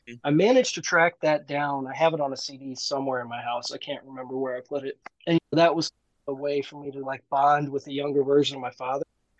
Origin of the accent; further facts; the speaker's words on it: St. Louis, Missouri, United States; also born or lived in South Dakota; I grew up in St. Louis. I pretty much have stayed here my entire life, with the exception of going to college. I went to South Dakota.